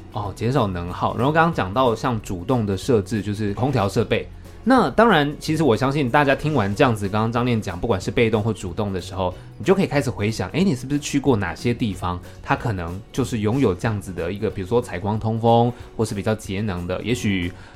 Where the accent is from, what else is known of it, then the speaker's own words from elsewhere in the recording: Taiwan; 我们台湾这边